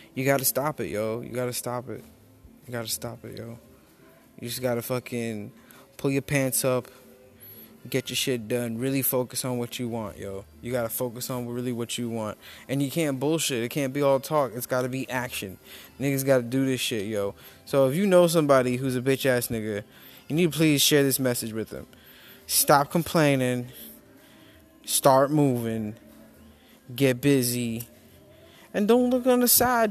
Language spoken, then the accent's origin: English; New York, United States; moved away; also born or lived in Rincon, Puerto Rico; I'm from New York. We're both from New York